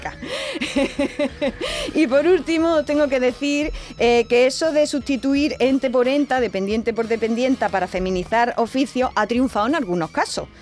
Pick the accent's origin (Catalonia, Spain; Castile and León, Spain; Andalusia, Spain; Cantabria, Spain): Andalusia, Spain; en mi pueblo por lo menos decimos